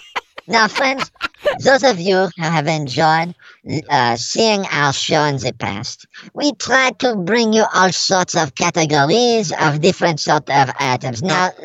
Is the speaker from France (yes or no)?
yes; Paris, Île-de-France, France; Yes, this is true. I'm from Paris.